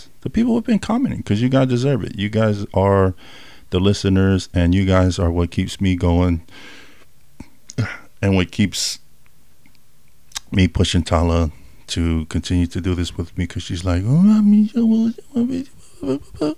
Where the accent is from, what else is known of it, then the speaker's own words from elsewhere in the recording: California, United States; moved away; I was raised in Cali at the younger age too.